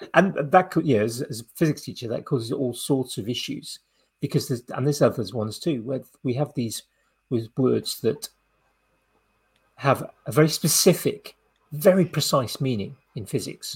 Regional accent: Wales, United Kingdom; I was growing up in Wales

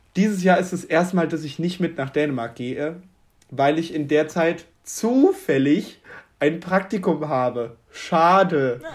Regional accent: Germany; als Deutscher

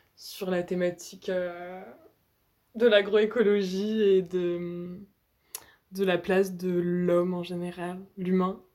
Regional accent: Nantes, Pays de la Loire, France; je viens de Nantes.

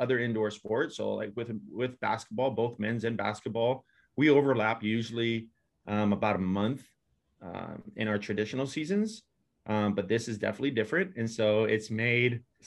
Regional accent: Hawaii, United States; moved away; I'm originally from Hawaii

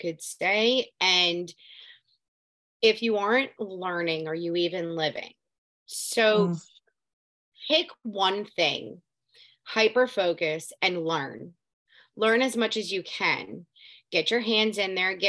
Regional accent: Southeast Florida, United States; moved away as an adult; also born or lived in Palm Beach County, Florida / Coral Springs, Florida; now in North Central Florida, United States; I was raised, born and raised Florida native, but I was born in Southeast Florida. And now I live in North Central Florida.

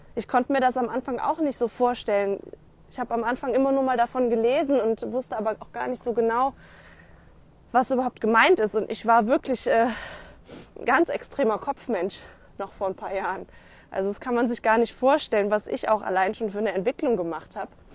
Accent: Rhineland, Germany; bei uns im Rheinland

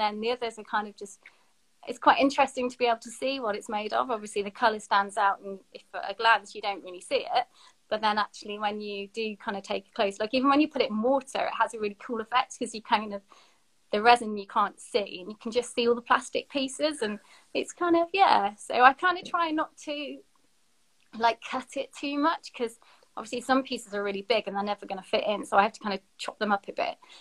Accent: Sheffield, Yorkshire and the Humber, United Kingdom; moved away as an adult; now in Bristol, United Kingdom; I'm from Sheffield

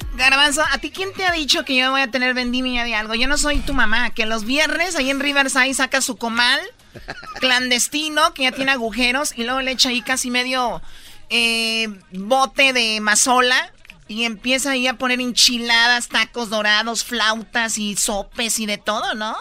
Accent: Tepatitlán, Jalisco, Mexico; yo soy de Tepatitlán

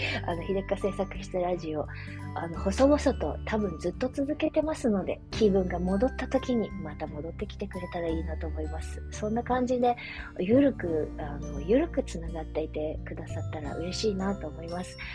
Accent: Japan; also born or lived in China; 生まれは中国育ちは日本

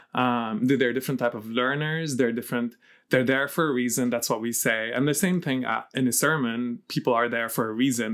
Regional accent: Lebanon; moved away; also born or lived in Ireland; So I was born and raised in Lebanon

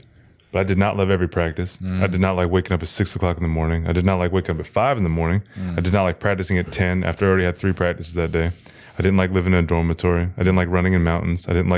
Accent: Seattle, Washington, United States; Like, I mean, I grew up like in Seattle.

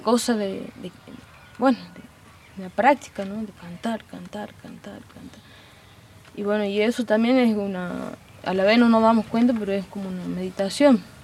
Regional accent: Amaicha del Valle, Tucumán, Argentina; nacida y criada aquí en Amaicha del Valle, la comunidad indígena

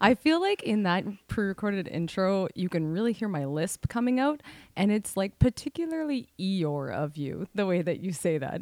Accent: Canada; We are Canadian R Ns

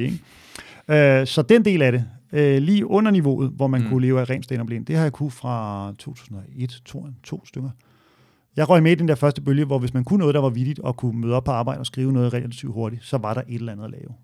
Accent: Hørsholm, Capital Region of Denmark, Denmark; i Ådalsparken, hvor jeg voksede op, øh, i Hørsholm

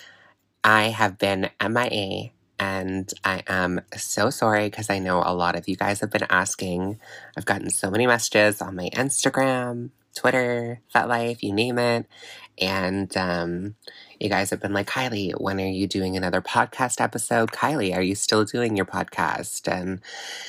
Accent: Miramichi, New Brunswick, Canada; He's from my hometown, Miramichi, New Brunswick

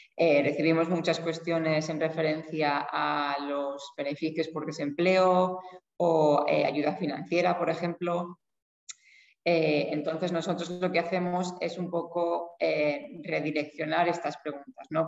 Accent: Spain; now in Iceland; Yo soy de España

